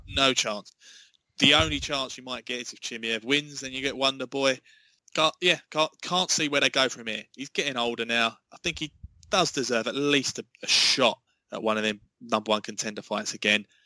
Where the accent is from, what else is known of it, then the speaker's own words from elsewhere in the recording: England, United Kingdom; I, am as an Englishman